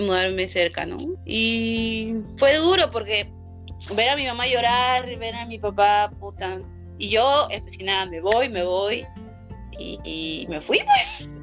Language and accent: Spanish; San Juan de Lurigancho, Lima, Peru; San Juan del Unihuanchino, donde yo vivo, en mi terruño, en mi lado del mundo